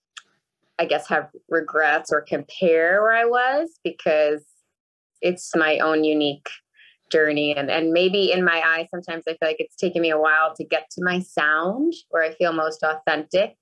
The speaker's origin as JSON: {"language": "English", "town": "New York City", "region": "New York", "country": "United States", "tie": "born or raised there", "moved": "as an adult", "said": "I grew up in New York City. So one of the five boroughs, which is Queens for me"}